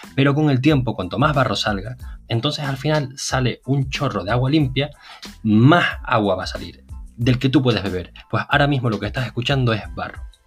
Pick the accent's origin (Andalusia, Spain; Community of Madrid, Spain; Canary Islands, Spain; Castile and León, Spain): Canary Islands, Spain; now in Netherlands; hay un grupo de canarios en los Países Bajos que se comunican por WhatsApp, uno de ellos es Sherezade y otro de ellos soy yo